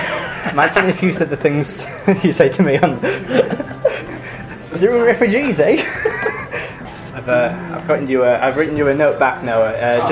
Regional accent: Yorkshire and the Humber, United Kingdom; as a Yorkshireman

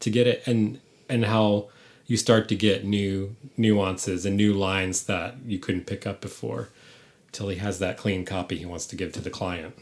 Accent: San Francisco, California, United States; moved away; I'm from San Francisco

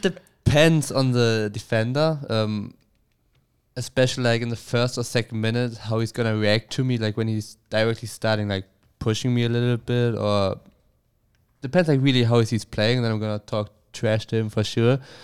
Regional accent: Bremen, Germany; English is a second language; moved away as an adult; also born or lived in Bielefeld; now in United States; I grew up, uh, in Bremen.

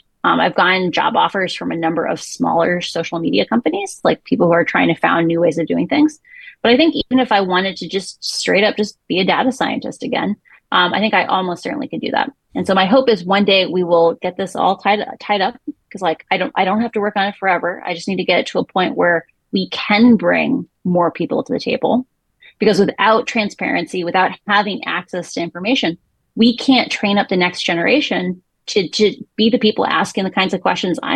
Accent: Midwest, United States; I'm from the Midwest

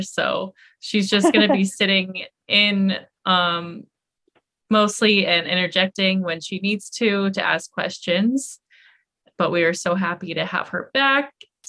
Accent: Las Vegas, Nevada, United States; moved away as an adult; now in East Coast, United States; I am from Las Vegas and this is my first winter in the East Coast.

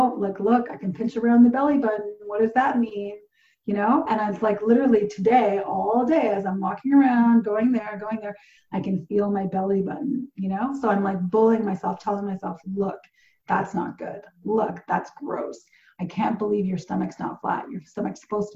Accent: Portugal; moved away; I grew up in Portugal

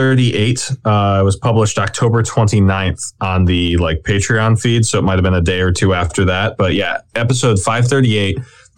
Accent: St. George, Utah, United States; near where I grew up in St. George, right? Like basically a town over from where I grew up in St. George.

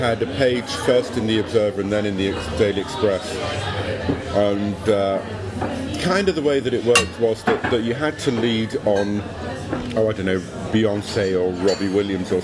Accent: London, United Kingdom; moved away as an adult; also born or lived in Tokyo; now in Brighton, United Kingdom; when I grew up in East London

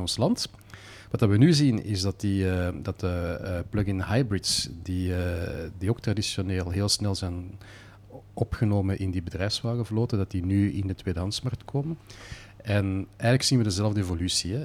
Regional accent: Belgium; als Belg eh, zijt je geboren met een baksteen in de maag en een stuur in de hand

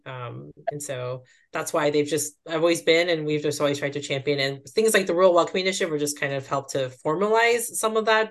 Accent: Duluth, Georgia, United States; I grew up in the Atlanta area, about half an hour outside the city, um, in a not so small town now, but it was at one point called Duluth

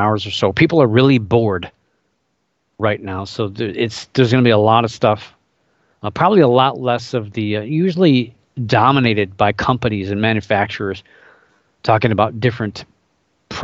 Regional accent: Indiana, United States; I grew up in Indiana, so I was born in Indiana

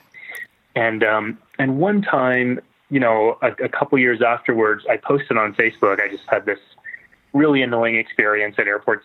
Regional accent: San Antonio, Texas, United States; I grew up in San Antonio

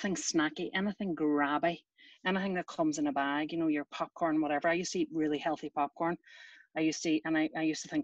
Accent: Ireland; I was brought up in Ireland from an early age

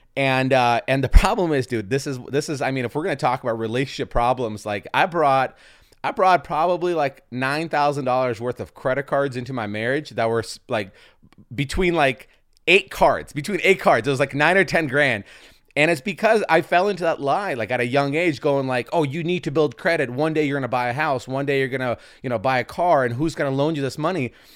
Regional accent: Seattle, Washington, United States; I grew up in Seattle

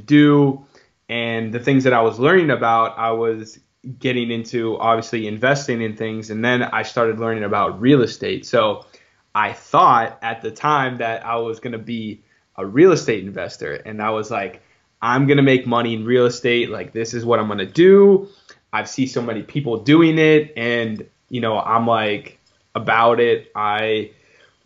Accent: Pittsburgh, Pennsylvania, United States; also born or lived in Dayton, Ohio; I'm from Pittsburgh, Pennsylvania

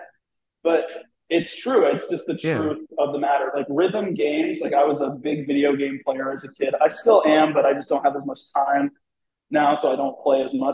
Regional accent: New England, United States; I'm from New England

